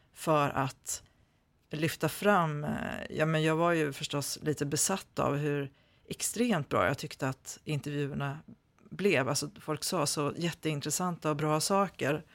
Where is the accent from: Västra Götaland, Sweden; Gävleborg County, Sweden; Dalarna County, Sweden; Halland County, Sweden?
Dalarna County, Sweden; Malung; jag är ju född i Malung och pappa var från Malung